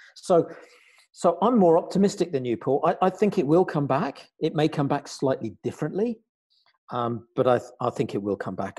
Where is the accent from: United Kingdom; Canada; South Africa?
United Kingdom; now in Luxembourg; here I am in the Grand Duchy of Luxembourg as a Brit, as you can tell probably from my accent.